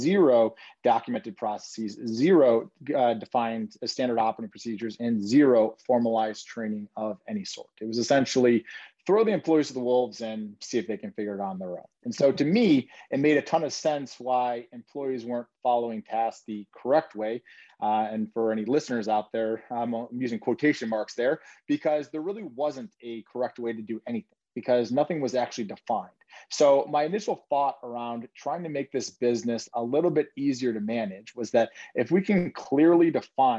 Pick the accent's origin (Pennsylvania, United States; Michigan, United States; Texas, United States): Michigan, United States; Detroit; now in Chicago, United States; I'm actually originally from Detroit.